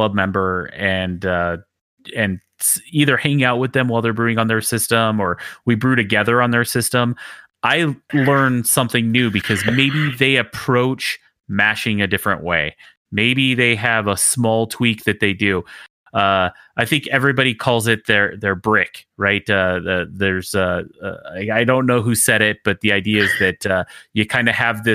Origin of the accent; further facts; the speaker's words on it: Utah, United States; moved away; I grew up in Utah